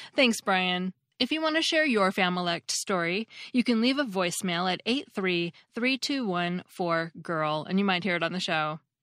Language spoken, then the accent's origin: English; United States; as an American